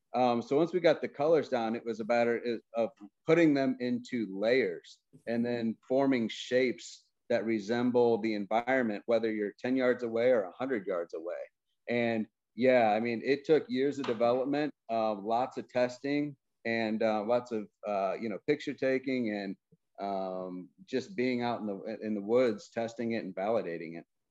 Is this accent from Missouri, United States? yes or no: yes; Missouri, United States; moved away; I grew up in Missouri